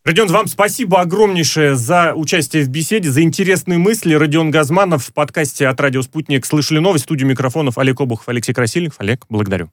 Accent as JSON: {"language": "Russian", "region": "Moscow", "country": "Russia", "said": "я москвич"}